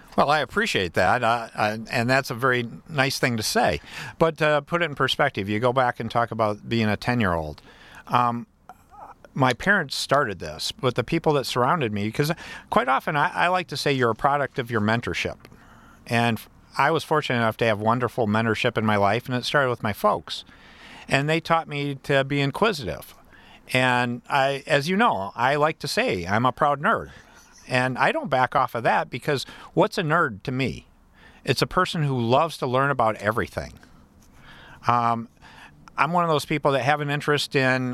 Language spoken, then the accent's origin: English; Battle Creek, Michigan, United States; I'm from Battle Creek